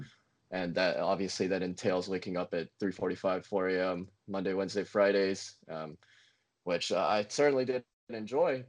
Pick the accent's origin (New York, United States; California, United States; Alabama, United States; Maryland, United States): Alabama, United States; Montgomery; Montgomery, my hometown in Alabama